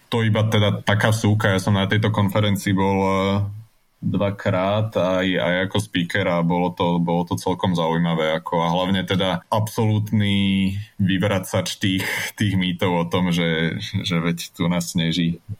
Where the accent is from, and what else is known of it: Slovakia